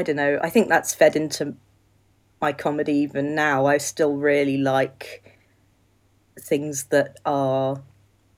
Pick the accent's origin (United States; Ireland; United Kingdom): United Kingdom; England; also born or lived in South Wales; now in Wales, United Kingdom; You can probably tell from the way I speak that I'm quite English, but I live in Wales. I live in South Wales.